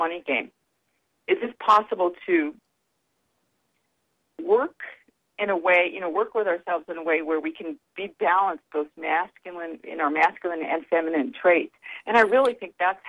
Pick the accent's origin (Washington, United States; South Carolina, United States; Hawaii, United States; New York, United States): New York, United States; upstate; I learned how to say that in upstate New York, so that's kind of interesting. Yeah, that's where I was raised